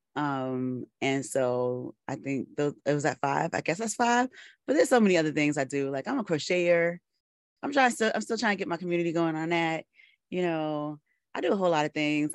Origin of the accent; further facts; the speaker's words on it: New York City, New York, United States; I am from the Bronx, born and raised